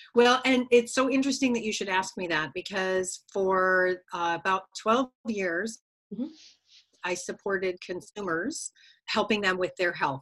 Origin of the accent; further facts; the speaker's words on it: Connecticut, United States; moved away as an adult; grew up in New England in a little state called Connecticut